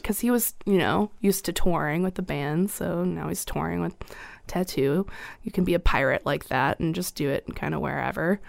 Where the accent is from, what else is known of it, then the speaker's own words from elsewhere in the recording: Little Rock, Arkansas, United States; now in Springfield, United States; born and raised in Little Rock, Arkansas